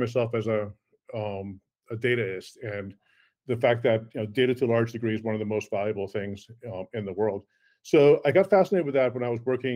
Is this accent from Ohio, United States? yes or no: yes; Cleveland, Ohio, United States; first language Afrikaans; English is a second language; also born or lived in South Africa / New York; I was born in South Africa originally. I moved to Cleveland, Ohio, actually, of all places, in 1976 as a seven-year-old and learned English there. So Afrikaans was actually my original language. But then I grew up in Cleveland